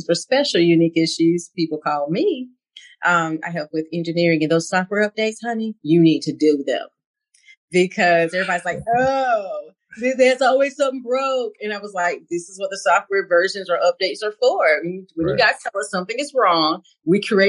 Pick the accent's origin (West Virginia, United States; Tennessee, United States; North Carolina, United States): North Carolina, United States; Mount Olive; I'm from Mount Olive, North Carolina